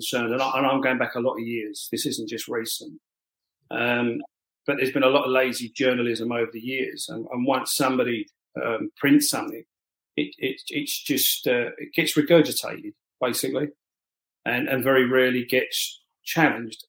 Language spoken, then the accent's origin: English; London, United Kingdom; growing up, I only ever knew being a Londoner, being English and being British.